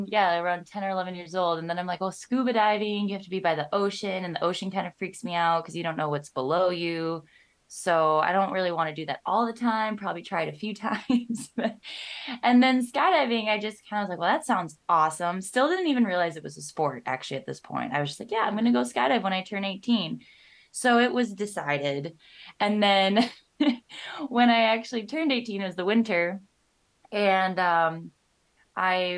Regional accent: Minnesota, United States; I'm from Minnesota and born and raised here

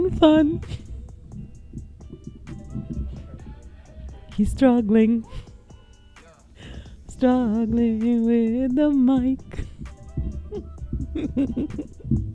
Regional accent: Slovenia; moved away as an adult; now in China; And I come from Slovenia. And I've been living in China for the past 10 years.

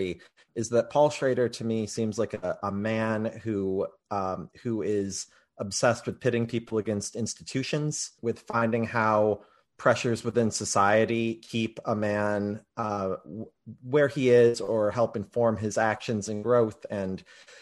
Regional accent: Grand Rapids, Michigan, United States; my hometown of Grand Rapids

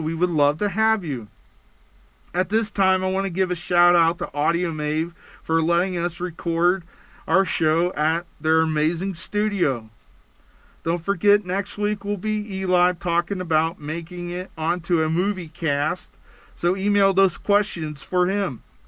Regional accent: Pennsylvania, United States; moved away as an adult; now in Utah, United States; I was born and raised in Pennsylvania. I moved to Utah to be closer to my family after my first divorce

